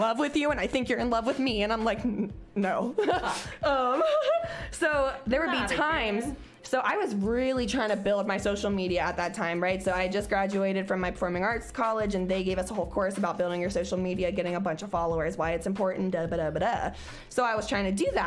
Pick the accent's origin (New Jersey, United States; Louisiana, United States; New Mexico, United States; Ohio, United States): Ohio, United States; Cincinnati; a girl from Price Hill, Cincinnati, who had just graduated from school